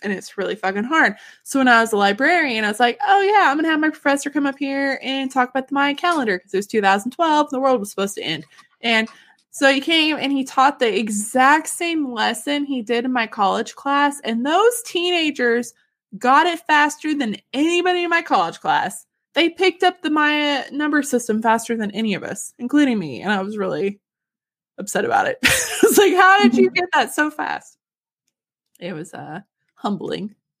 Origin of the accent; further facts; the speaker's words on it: Yellville, Arkansas, United States; my hometown, like Yellville